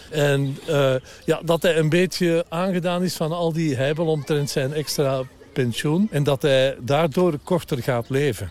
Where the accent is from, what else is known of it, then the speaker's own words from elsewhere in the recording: Belgium; ik ben een Belg, ik ben een Belg